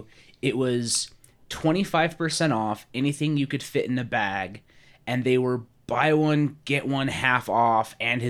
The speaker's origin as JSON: {"language": "English", "region": "Utah", "country": "United States", "tie": "born or raised there", "said": "So like I grew up in Utah."}